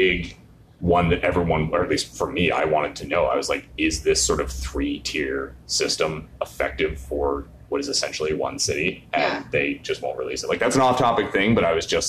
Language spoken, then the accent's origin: English; Canada